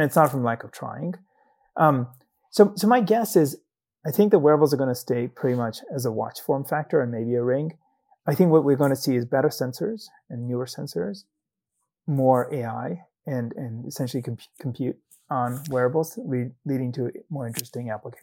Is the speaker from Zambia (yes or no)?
yes; Zambia; moved away as an adult; I grew up in Zambia in southern Africa. I did medical school there